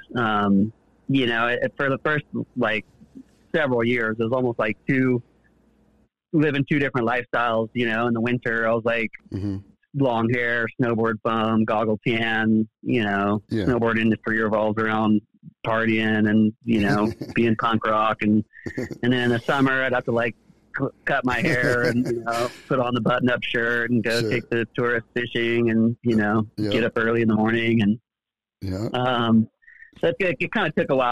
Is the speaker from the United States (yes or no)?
yes; Amador County, California, United States; growing up in Amador County